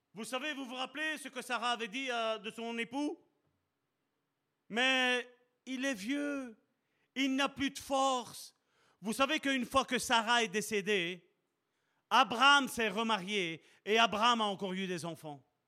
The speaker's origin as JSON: {"language": "French", "town": "Charleroi", "region": "Wallonia", "country": "Belgium", "tie": "born or raised there", "said": "je suis né à Charleroi, même si ma carte d'identité est belge"}